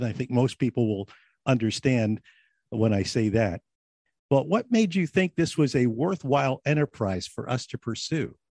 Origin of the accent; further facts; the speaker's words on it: New Jersey, United States; also born or lived in Philadelphia, Pennsylvania; I was born in Philadelphia, raised right across the Delaware in South Jersey.